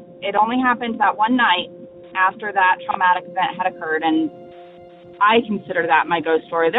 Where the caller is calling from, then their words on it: Northwest North Carolina, United States; This is …. I am calling from Northwest North Carolina.